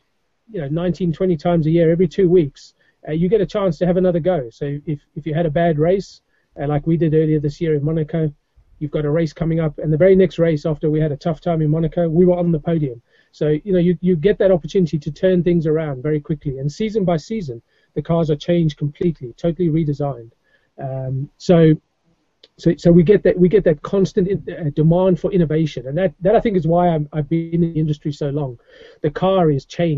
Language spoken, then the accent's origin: English; South Africa; moved away as an adult; now in England, United Kingdom; I grew up in South Africa